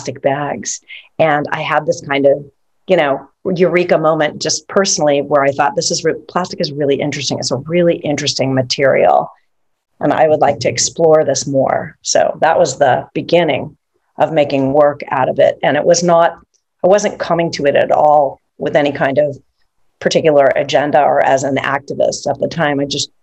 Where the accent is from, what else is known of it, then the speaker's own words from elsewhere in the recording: Los Angeles, California, United States; We grew up in Los Angeles, California, in Southern California